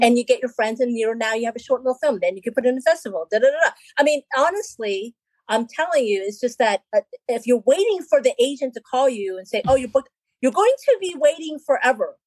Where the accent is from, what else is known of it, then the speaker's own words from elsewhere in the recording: Philippines; I'm Filipino, so I'm from the islands